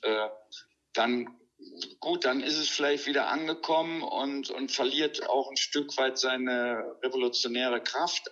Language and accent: German; North Rhine-Westphalia, Germany; in so einem katholischen Krankenhaus am Niederrhein, wo ich aufgewachsen bin